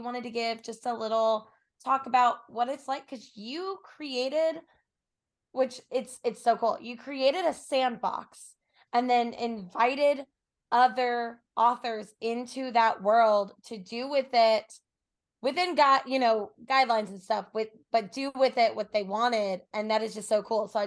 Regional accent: Tennessee, United States; I'm from Tennessee

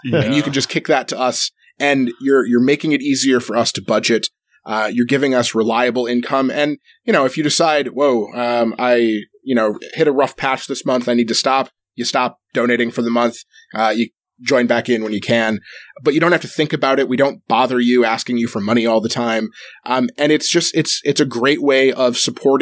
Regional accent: Michigan, United States; I'm from Michigan

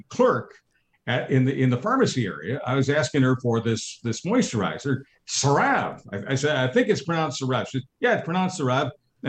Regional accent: Montreal, Quebec, Canada; I'm from Montreal

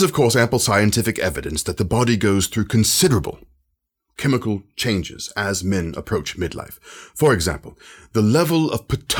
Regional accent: London, United Kingdom; I am from London, of course, and have been a practicing psychologist for a number of years

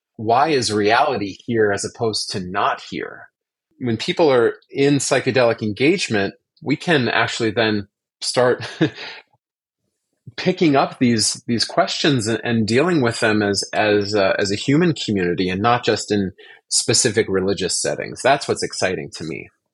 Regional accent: Orange County, Southern California, United States; I grew up actually in Southern California in Orange County

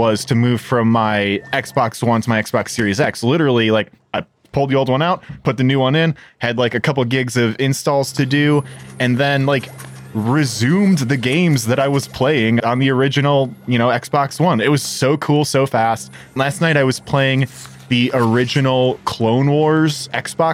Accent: Chicago, Illinois, United States; One of my hometown hero bands

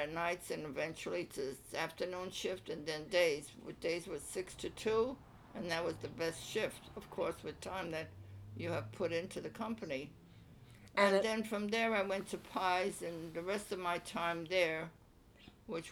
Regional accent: Cleveland, Ohio, United States; I was born in Cleveland, Ohio.

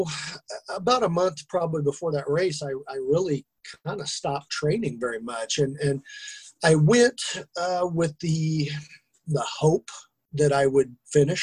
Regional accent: Kansas, United States; I'm from Kansas. We're a long way from the ocean

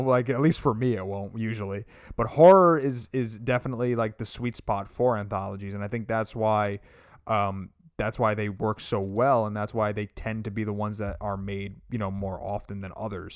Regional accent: United States; as an American

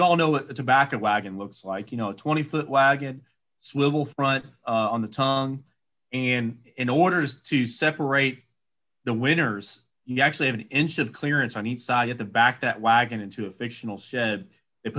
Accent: Georgetown, Kentucky, United States; I'm from Georgetown. I grew up in a great hometown, a great home county.

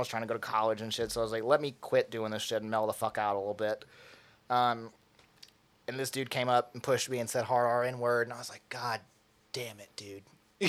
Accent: McMinnville, Tennessee, United States; I'm from McMinnville, Tennessee. I know how to fix

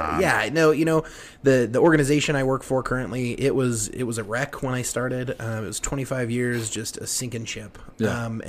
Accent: Fort Morgan, Colorado, United States; Fort Morgan is my hometown. Morgan County is where I'm from. My mom's from Brush

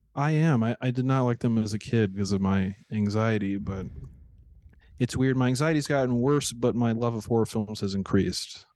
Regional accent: St. Louis, Missouri, United States

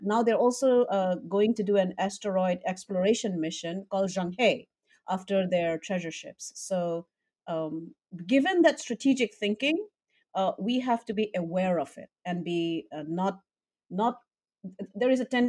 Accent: Northeast India, India; I come from Northeast India, which is very close to Tibet

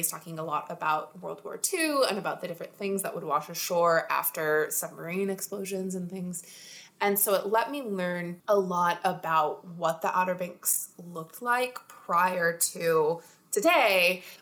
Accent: Texas, United States; moved away; growing up in Texas, I have my ear to like a Texas brand of Southern accent.

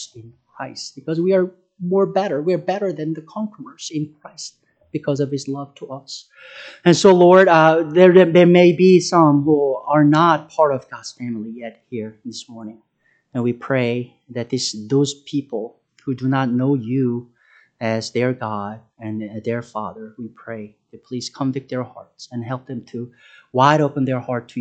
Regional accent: South Korea; moved away as an adult; I'm from South Korea. I was born and raised there.

